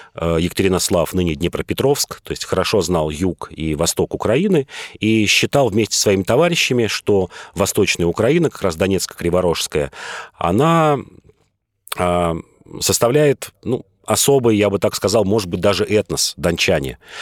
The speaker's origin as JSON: {"language": "Russian", "region": "Moscow", "country": "Russia", "said": "я москвич"}